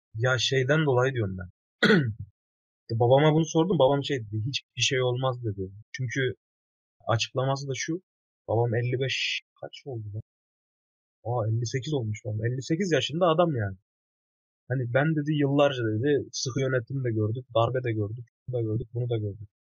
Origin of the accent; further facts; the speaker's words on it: Maraş, Kahramanmaraş, Turkey; also born or lived in Kayseri; ben Maraşlıyım